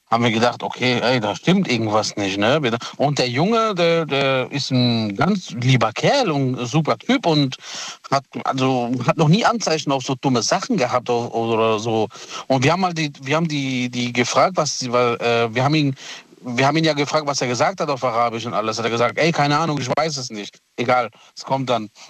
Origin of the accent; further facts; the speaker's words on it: Italy; Ähm, ich bin Italiener, der Thomas ist ja, Thomas ist ja der Deutsche von uns.